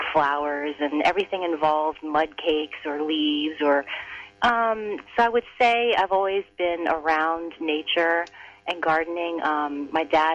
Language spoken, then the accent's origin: English; United States; I'm Chinese American. I was born here. My parents were the first generation to arrive here.